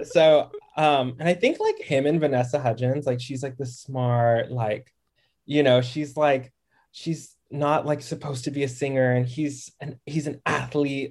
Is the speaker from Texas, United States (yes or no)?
yes; Dallas, Texas, United States; also born or lived in Harlem, New York; now in Brooklyn, United States; I'm from DFW, like Dallas.